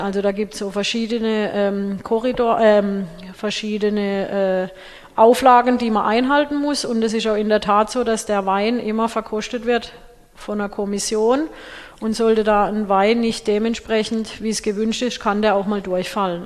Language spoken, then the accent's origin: German; Schelingen, Baden-Württemberg, Germany; in Schälingen